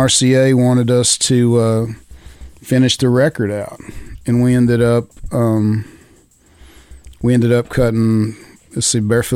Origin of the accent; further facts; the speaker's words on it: Gruver, Texas, United States; now in Nashville, United States; I grew up in a little farm town north of Amarillo called Groover